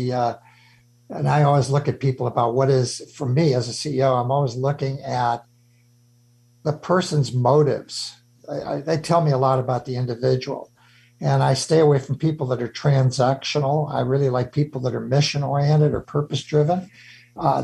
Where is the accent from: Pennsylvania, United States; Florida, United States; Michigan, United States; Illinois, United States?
Illinois, United States; Chicago; moved away; I'm this Irish Catholic kid out of Chicago